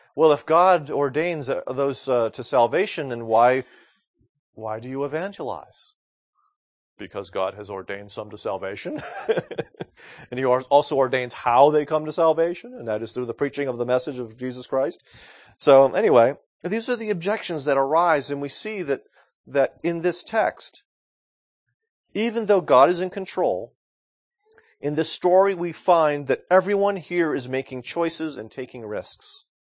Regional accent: United States; I'm an American male

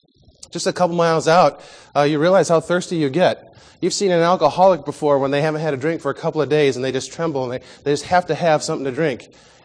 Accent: Midwest, United States; When I was 12 years old, I grew up in the Midwest, and we went on one of those memorable family vacations.

